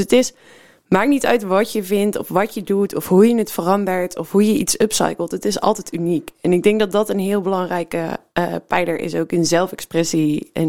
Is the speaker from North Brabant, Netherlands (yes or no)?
yes; North Brabant, Netherlands; now in Rotterdam, Netherlands; Nee, ik ben eh, geboren en getogen in de buurt